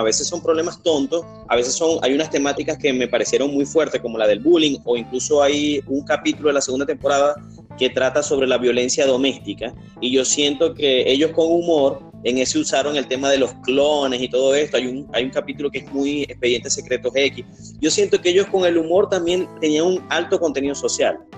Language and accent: Spanish; Venezuela; yo soy venezolano.